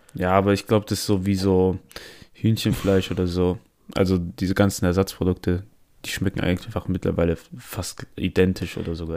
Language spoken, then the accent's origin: German; Italy; wir sind Italiener